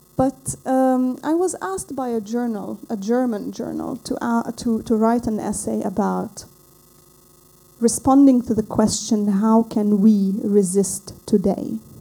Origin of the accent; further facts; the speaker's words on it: Lebanon; I come from Lebanon